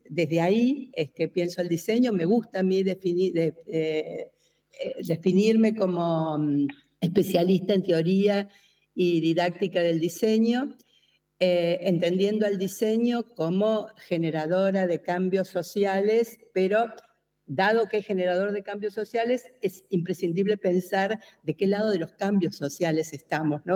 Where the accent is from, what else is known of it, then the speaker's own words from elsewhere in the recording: Argentina; soy argentina